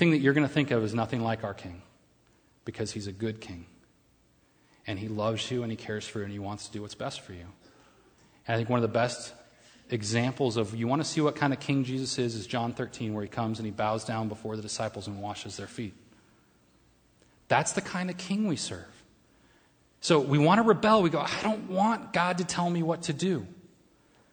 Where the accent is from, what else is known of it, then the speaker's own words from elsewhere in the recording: United States; I'm an American and I'm very patriotic